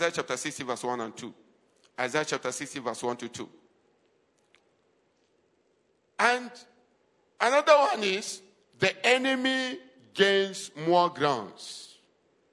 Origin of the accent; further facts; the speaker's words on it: Adamawa, Nigeria; we are indigenous of Adamawa State